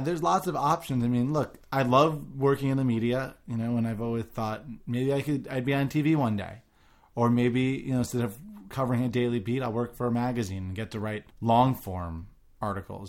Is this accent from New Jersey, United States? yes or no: no; New York, United States; I grew up in New York